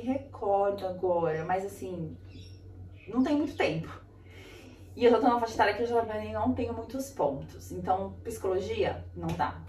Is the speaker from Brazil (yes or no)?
yes; Brazil; moved away as an adult; now in Australia; no Brasil eu tive aula de espanhol na escola